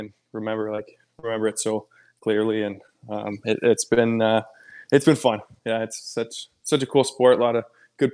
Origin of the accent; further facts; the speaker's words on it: Edmonton, Alberta, Canada; moved away; Fort McMurray was 4 hours north of my hometown